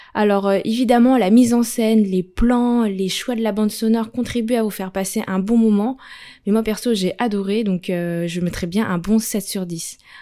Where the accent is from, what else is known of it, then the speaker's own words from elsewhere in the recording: France; chez nous en France